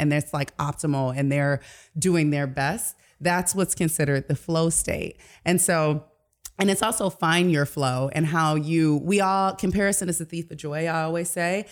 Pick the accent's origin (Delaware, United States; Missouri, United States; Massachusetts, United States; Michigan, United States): Michigan, United States; Detroit; moved away; I'm from Detroit originally